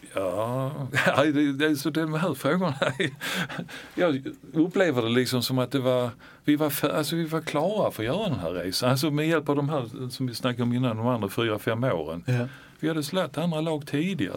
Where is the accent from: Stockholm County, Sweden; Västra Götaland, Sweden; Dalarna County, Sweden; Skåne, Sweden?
Skåne, Sweden; Malmö; vi var ju födda på Möllevången